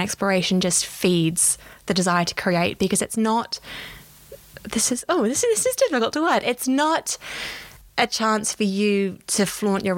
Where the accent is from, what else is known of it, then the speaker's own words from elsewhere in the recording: Australia; moved away as an adult; now in London, United Kingdom; I am an Australian. I came to London nearly 8 years ago because for me, you know, having done a journalism degree back home